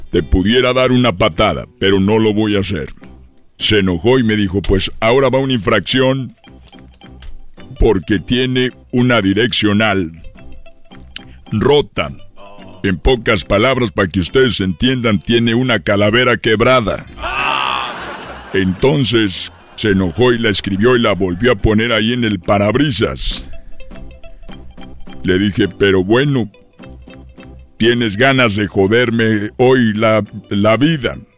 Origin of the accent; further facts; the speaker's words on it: Guanajuato, Mexico; Es que yo soy de Guanajuato y tenía el peluche de la fiera.